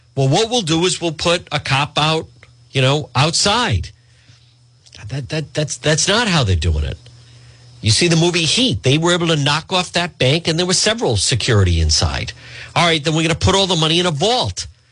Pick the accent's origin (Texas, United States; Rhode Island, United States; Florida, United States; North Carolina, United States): Rhode Island, United States; Edgewood; I grew up in Edgewood